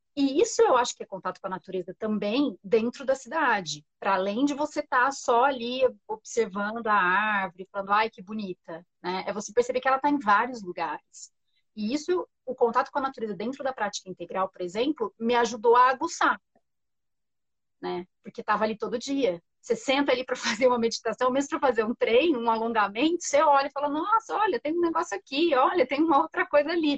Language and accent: Portuguese; Franca, São Paulo, Brazil; accent: caipira; now in São Paulo, Brazil; eu cresci no interior, eu cresci em Franca